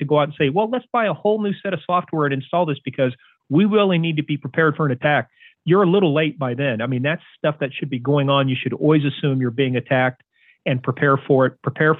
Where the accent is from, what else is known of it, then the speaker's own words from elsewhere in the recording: United States; I'm an American citizen.